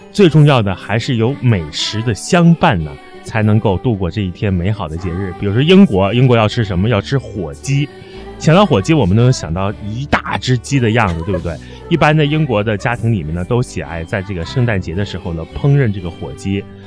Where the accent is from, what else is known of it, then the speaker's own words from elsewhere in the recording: China; 我们中国人在过年的时候，大年三十包饺子